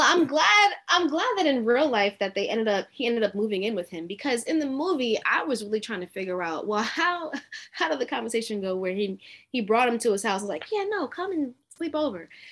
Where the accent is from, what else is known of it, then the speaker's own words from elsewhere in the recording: Brooklyn, New York, United States; now in Atlanta, United States; I'm from Brooklyn originally